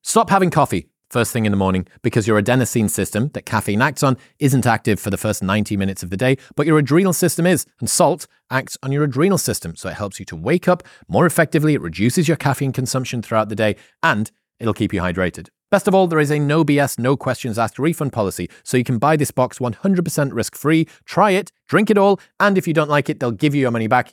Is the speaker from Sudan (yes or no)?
no; United Kingdom; I'm British.